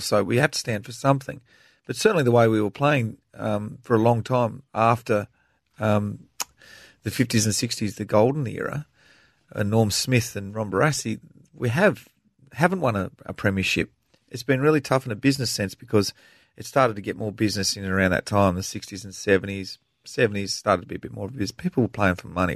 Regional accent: Tasmania, Australia; growing up in Tasmania

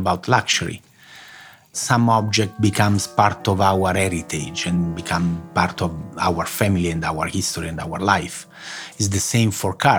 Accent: Rome, Lazio, Italy; moved away as an adult; also born or lived in Naples, Italy / Turin, Italy; now in Switzerland; I was born in Naples and I grew up in Rome.

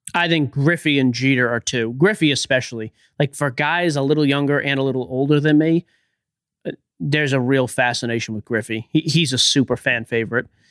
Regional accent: Boston, Massachusetts, United States; I'm from Boston

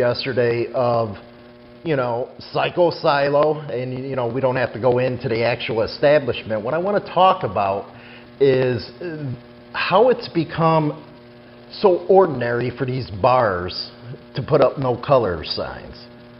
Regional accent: Chicago, Illinois, United States; Chi-Town, my hometown.

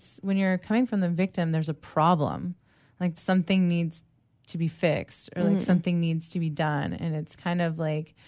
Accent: East Coast, United States; now in San Diego, United States; I am a San Diego life coach. I'm originally from the East Coast.

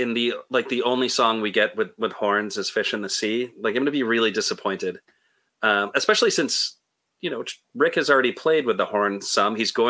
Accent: Connecticut, United States; I grew up not too far from where the cab is. I grew up in Connecticut

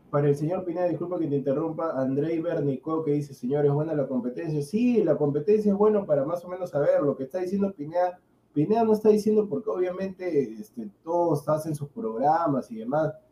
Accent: Peru; Yo como peruano

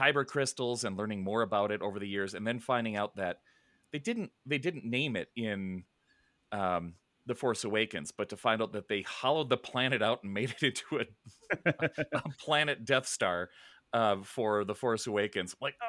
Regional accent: Chicago, Illinois, United States; now in Colorado, United States; I'm from Chicago, and now I live in the mountains of Colorado.

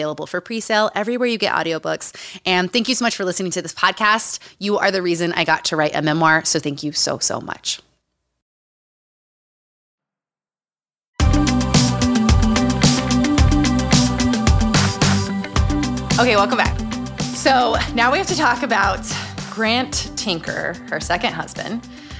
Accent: Utah, United States; Growing up in Utah

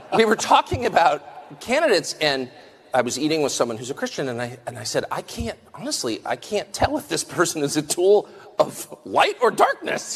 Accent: United States; I'm American

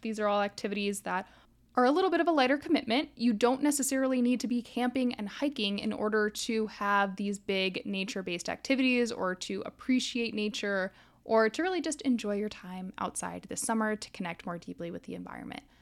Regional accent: Florida, United States; moved away; I grew up in Florida

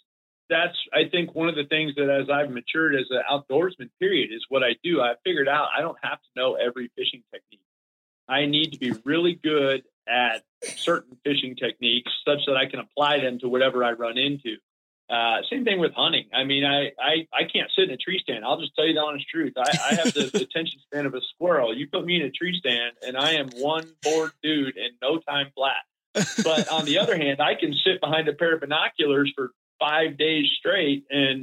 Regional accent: Florida, United States; We were dead broke growing up in Florida.

